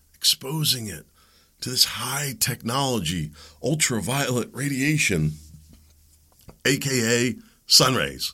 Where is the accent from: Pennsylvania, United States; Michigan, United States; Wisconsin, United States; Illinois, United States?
Pennsylvania, United States; I grew up playing in Pennsylvania's creeks, the streams, the woods, tracking animals